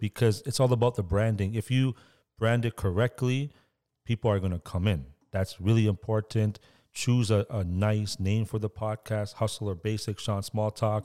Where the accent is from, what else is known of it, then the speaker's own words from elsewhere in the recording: Toronto, Ontario, Canada; where I grew up was in Scarborough